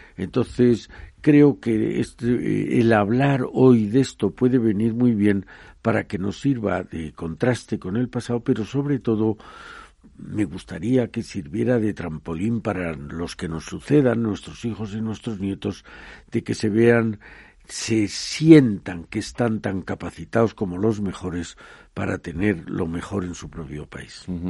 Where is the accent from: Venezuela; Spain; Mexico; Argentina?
Spain